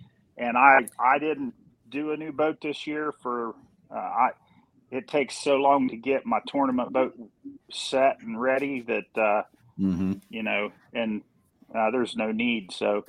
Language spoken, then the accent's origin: English; Little Hocking, Ohio, United States; I'm from Little Hocking, Ohio